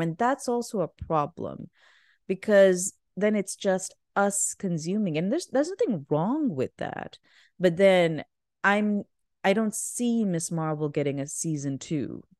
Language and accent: English; Pakistan; moved away; I grew up in Pakistan.